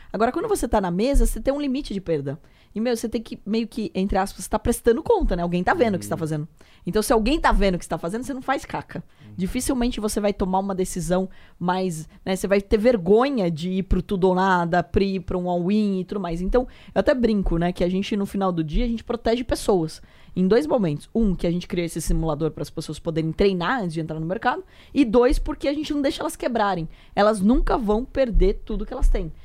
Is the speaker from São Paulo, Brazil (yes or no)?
yes; Porto Feliz, São Paulo, Brazil; also born or lived in Sorocaba; Eu sou de Porto Feliz